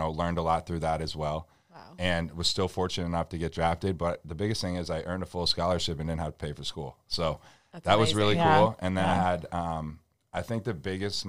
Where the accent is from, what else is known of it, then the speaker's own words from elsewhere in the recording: Buffalo, New York, United States; moved away as an adult; also born or lived in Columbus; now in Boston, United States; We're from Buffalo, New York